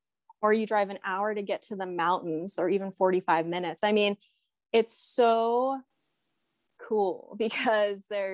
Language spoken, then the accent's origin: English; New York City, New York, United States; also born or lived in Orange County, California; now in Boise, United States; I'm originally from New York in Brooklyn.